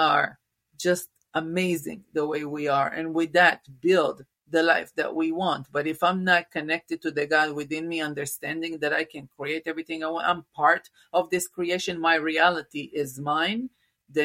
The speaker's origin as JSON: {"language": "English", "country": "Israel", "tie": "born or raised there", "moved": "yes", "said": "originally I'm from Israel, born and raised in Israel."}